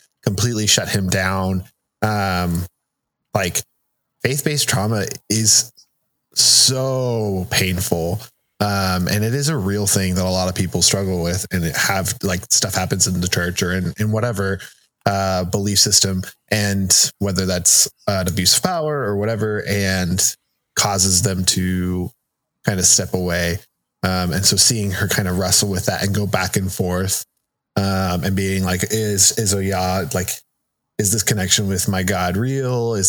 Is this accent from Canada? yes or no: no; United States; first language Spanish; English is a second language; growing up in the United States and going to school in English and being told I can't speak Spanish at school